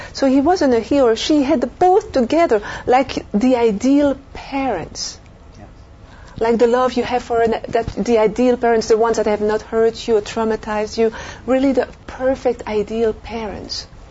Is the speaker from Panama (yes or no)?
no; Belgium; moved away as an adult; also born or lived in France; now in United States; I'm French from Europe, and I grew up in uh, Belgium, lived a few years in France